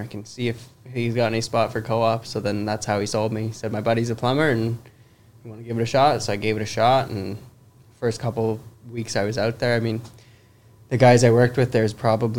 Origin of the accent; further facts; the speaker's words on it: Hamilton, Ontario, Canada; I'm from Hamilton, so I was born and raised in Hamilton.